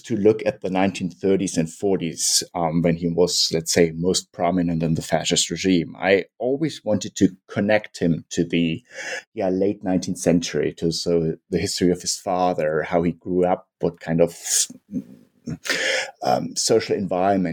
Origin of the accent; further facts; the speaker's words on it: Munich, Bavaria, Germany; I'm from Munich, Germany